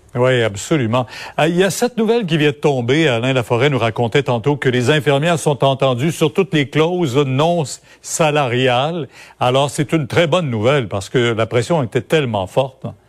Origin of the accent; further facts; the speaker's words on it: Canada; chez nous, au Canada